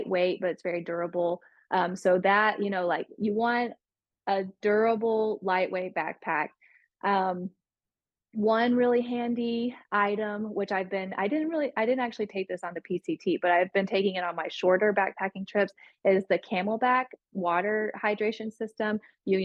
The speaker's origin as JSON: {"language": "English", "region": "Tennessee", "country": "United States", "tie": "born or raised there", "said": "I grew up in Tennessee"}